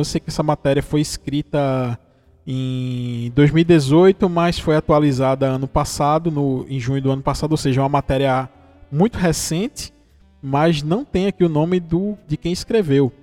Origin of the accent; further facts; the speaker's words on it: interior of Pernambuco, Brazil; eu sou do interior de Pernambuco, você já deve ter percebido pelo sotaque. Eu sou de uma cidadezinha aqui do interior de Pernambuco